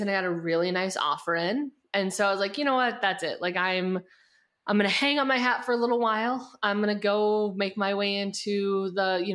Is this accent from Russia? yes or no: no; Wisconsin, United States; moved away as an adult; also born or lived in New York City; I grew up in Wisconsin